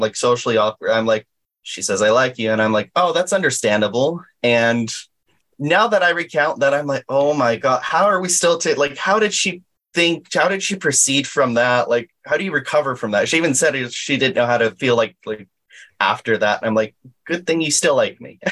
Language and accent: English; Inland Empire, California, United States; also born or lived in Anaheim, California; I've lived here all my life here in the Inland Empire